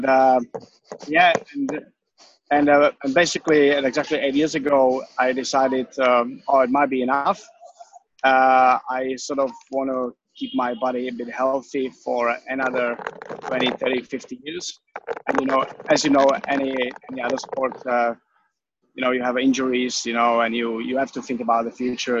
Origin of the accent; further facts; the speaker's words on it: Czechia; English is a second language; moved away as an adult; now in Australia; I'm from the Czech Republic